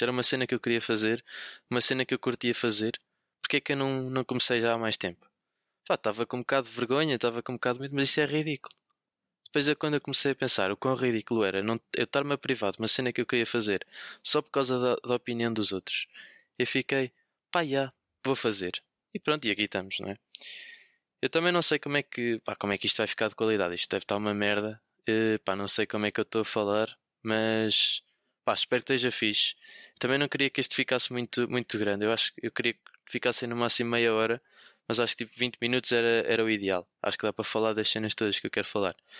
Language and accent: Portuguese; Viseu, Centro, Portugal; moved away as an adult; now in Lisbon, Portugal; eu sou de Viseu, sou, sou de Viseu, mas apesar de estar a, apesar de estar a estudar em, em, em, Lisboa no técnico, eu sou de Viseu.